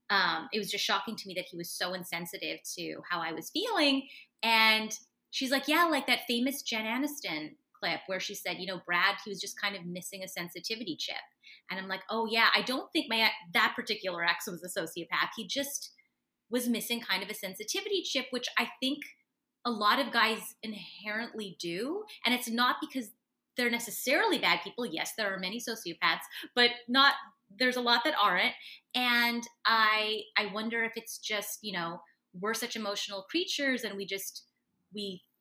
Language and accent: English; Canada; especially being a Canadian woman, it's a lot of sorry, sorry